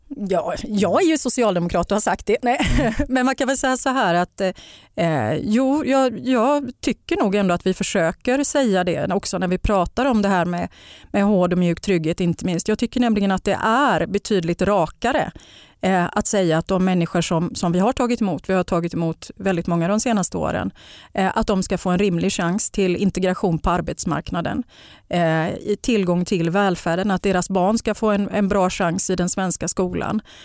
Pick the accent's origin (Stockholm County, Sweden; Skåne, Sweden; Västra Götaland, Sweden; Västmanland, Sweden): Västra Götaland, Sweden; Gothenburg; jag är ju uppväxt i, i Bergsjön